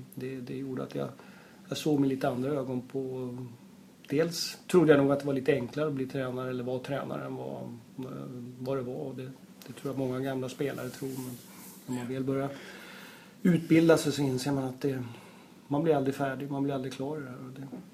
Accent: Uppsala, Uppsala County, Sweden; moved away; jag är, är ursprungligen från Uppsala. Så att det är eh, där jag växte upp

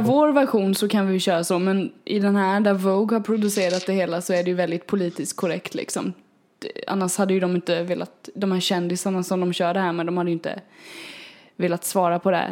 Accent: Småland, Sweden; accent: småländska; nu låter jag ju som den smålänning jag är

